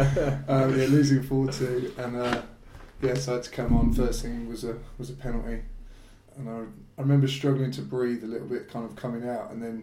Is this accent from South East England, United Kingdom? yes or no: yes; Abingdon, South East England, United Kingdom; also born or lived in Oxford; now in London, United Kingdom; I was born in Oxford and grew up in Abingdon, a town not far from Oxford, and was there in Abingdon till I moved to London